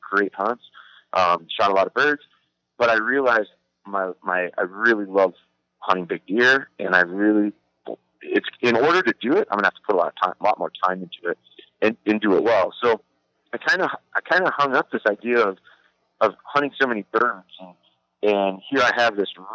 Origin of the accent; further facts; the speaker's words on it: Wisconsin, United States; I'm from Wisconsin, so I was raised, like, it's real cultural